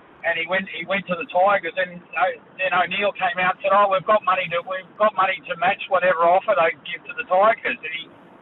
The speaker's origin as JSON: {"language": "English", "town": "Penrith", "region": "New South Wales", "country": "Australia", "said": "I come from Penrith, so I played out at St Mary's for a little while"}